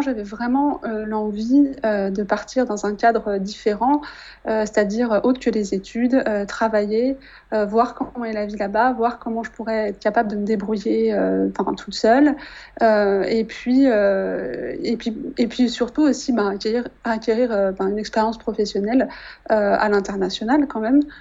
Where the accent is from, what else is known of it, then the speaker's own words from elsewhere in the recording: Annecy, Auvergne-Rhône-Alpes, France; moved away as an adult; also born or lived in Saint-Barthélemy; now in Quebec City, Canada; je suis originaire de Haute-Savoie, euh, de la petite ville d'Annecy